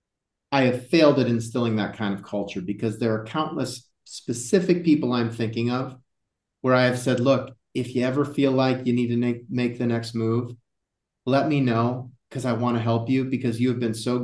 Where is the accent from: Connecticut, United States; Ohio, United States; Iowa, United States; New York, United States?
Iowa, United States; growing up in Iowa